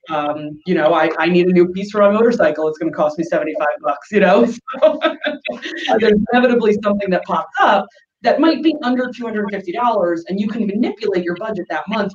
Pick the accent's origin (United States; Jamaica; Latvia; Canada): United States; New York; moved away as an adult; now in San Diego, United States; I grew up in New York, and in the summer it gets humid